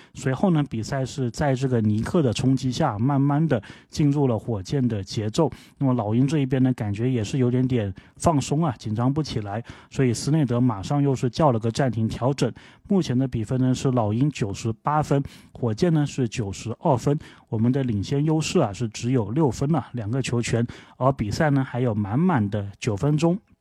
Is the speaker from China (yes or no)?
yes; China; 就是我们中国人脚上的功夫这么好